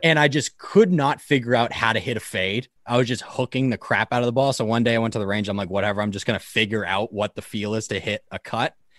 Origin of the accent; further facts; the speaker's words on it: Boston, Massachusetts, United States; that's obviously, like, where I grew up around